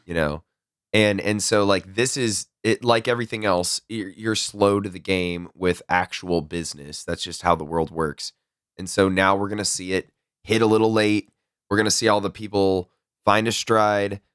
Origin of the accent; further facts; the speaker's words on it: Texas, United States; I'm from Texas, it's hot